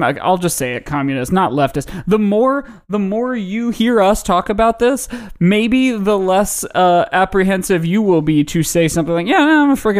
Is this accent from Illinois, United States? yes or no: no; Indiana, United States; born there; I was born in Indiana, so the Colts are my team.